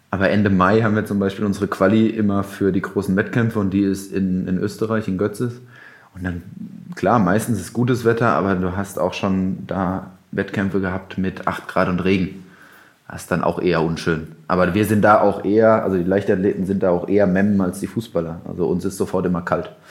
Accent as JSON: {"language": "German", "town": "Mainz", "region": "Rhineland-Palatinate", "country": "Germany", "said": "als Mainzer"}